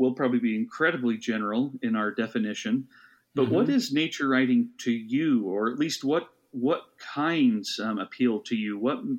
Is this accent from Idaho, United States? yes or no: yes; Idaho, United States; moved away as an adult; also born or lived in East Coast; as a kid growing up in Idaho